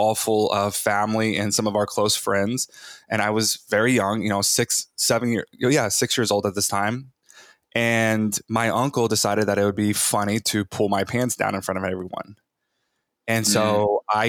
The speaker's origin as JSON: {"language": "English", "region": "Bible Belt of Texas", "country": "United States", "tie": "born or raised there", "said": "I was born in the Bible Belt of Texas, raised like charismatic Christian, evangelical Christian"}